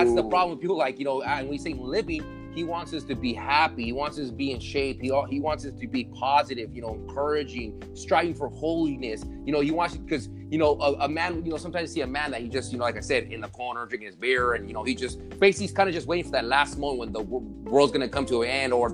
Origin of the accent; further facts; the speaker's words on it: Arizona, United States; I'm from Arizona.